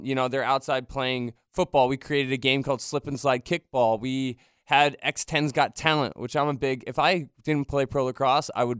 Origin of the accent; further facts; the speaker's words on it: Westchester, New York, United States; moved away as an adult; also born or lived in Austin, Texas; now in Jacksonville, United States; I'm from Westchester, New York